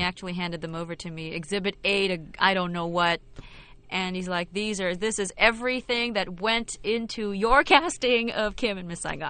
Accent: Philippines; moved away as an adult; also born or lived in London / New York; I was born and raised in the Philippines

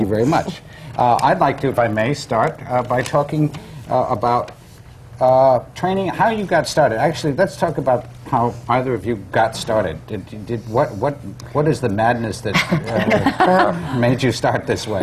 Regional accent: Waterford, Connecticut, United States; I'm from Waterford, Connecticut

